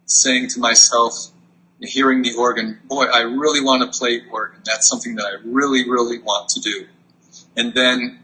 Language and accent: English; Connecticut, United States; I grew up in Connecticut and began my musical training.